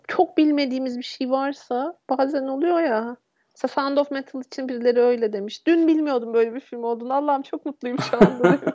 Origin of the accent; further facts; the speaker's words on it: Turkey; moved away; Ben İstanbul'a çok da uzak olmayan küçük bir şehirde büyüdüm.